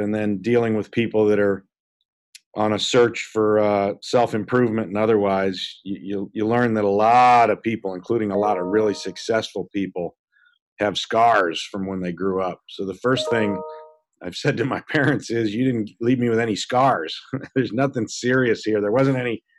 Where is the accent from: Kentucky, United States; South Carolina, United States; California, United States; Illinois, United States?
Illinois, United States; Peoria; I was born and raised in Peoria, Illinois